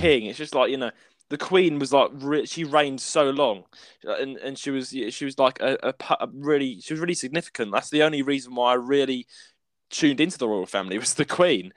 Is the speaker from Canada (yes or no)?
no; United Kingdom; we're British people.